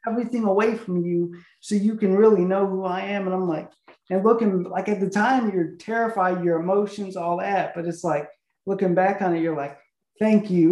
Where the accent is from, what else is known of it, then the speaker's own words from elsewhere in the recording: an hour north of Chicago, Illinois, United States; moved away; also born or lived in Tennessee / Houston, Texas; I grew up an hour north of Chicago in this oh. small town, and then I moved to Tennessee